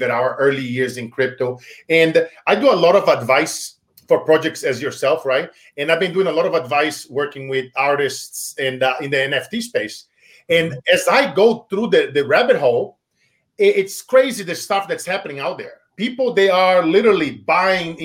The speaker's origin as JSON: {"language": "English", "country": "Brazil", "tie": "born or raised there", "moved": "yes", "said": "when I was a child growing up in Brazil"}